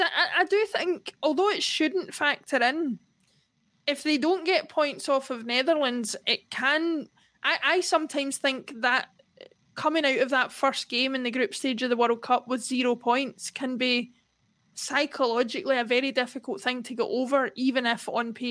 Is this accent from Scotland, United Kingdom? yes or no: yes; Scotland, United Kingdom; as a Scottish person